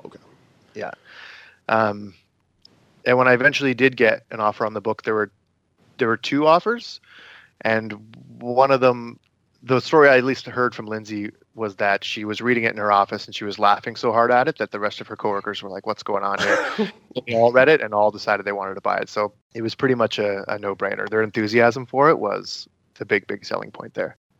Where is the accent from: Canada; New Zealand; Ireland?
Canada; Brighton, Ontario; my hometown of Brighton, Ontario